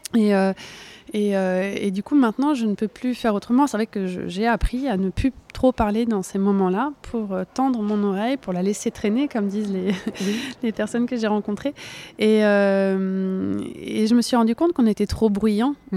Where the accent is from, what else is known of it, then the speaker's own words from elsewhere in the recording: Burgundy, Bourgogne-Franche-Comté, France; moved away; j'ai grandi en Bourgogne